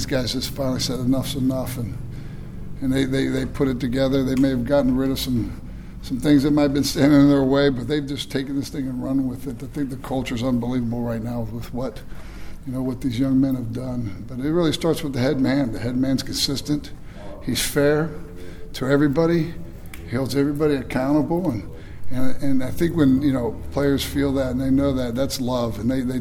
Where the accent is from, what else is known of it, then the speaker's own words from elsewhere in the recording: Boca Raton, Florida, United States; now in Tampa, United States; worked with Jim Leavitt down at FAU